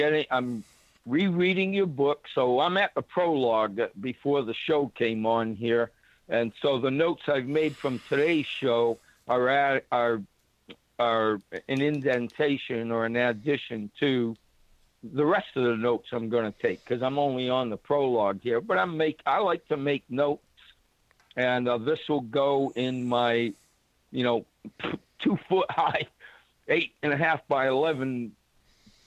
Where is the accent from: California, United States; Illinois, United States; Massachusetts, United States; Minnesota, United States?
Massachusetts, United States; New Bedford; moved away; my first time I moved away from my hometown, all my buddies, and of course, this is New Bedford, I got all these fishermen buddies